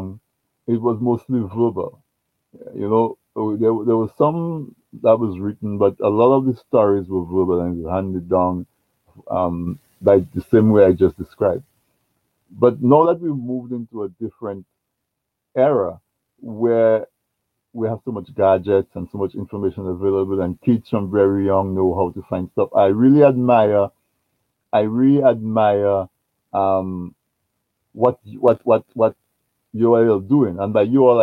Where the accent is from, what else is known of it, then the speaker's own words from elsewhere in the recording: Castle Bruce, Saint David Parish, Dominica; I grew up in Castle Bruce, and when I was growing up in Castle Bruce, we did not have electric